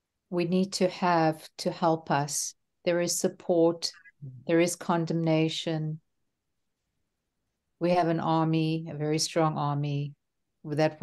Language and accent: English; South Africa; moved away; also born or lived in Ra'anana, Israel; I'm from South Africa originally. I lived in Israel in Ra'anana for 5 years.